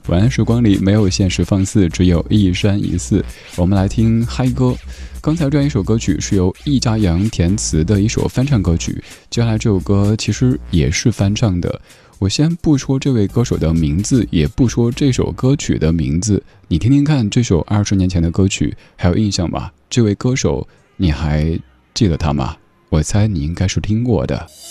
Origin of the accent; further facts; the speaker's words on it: Chengdu, Sichuan, China; 我家乡成都